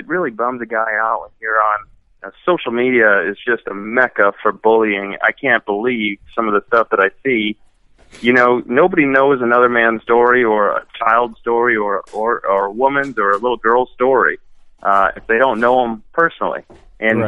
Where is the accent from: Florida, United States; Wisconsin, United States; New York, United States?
Wisconsin, United States; I'm from Wisconsin